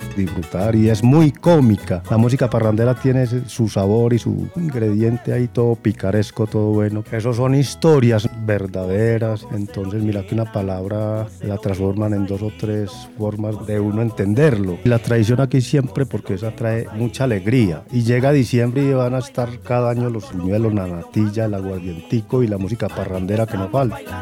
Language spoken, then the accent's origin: Spanish; San Pedro de los Milagros, Antioquia, Colombia; Soy de la Vera la Cuchilla, vivo con mi esposa